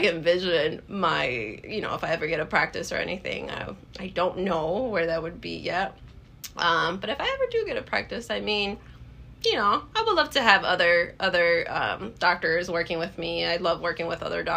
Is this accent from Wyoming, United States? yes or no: no; Illinois, United States; now in Wisconsin, United States; I'm from Illinois, but I live in Wisconsin